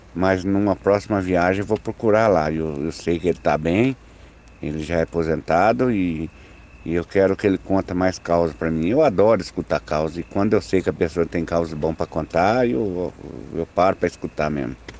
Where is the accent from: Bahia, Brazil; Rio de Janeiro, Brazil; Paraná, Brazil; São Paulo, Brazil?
Paraná, Brazil; vamos comigo até lá na minha cidade